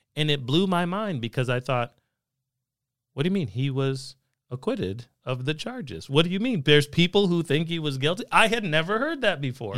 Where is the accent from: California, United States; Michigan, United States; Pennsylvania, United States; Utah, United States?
California, United States; Southern; I grew up in California. in several of the years of the nineteen nineties. And, uh, was in Southern California